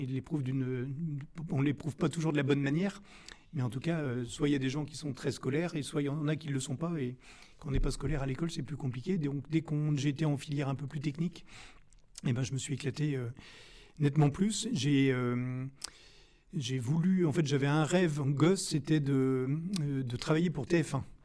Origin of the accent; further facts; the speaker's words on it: Rennes, Brittany, France; je suis originaire de Rennes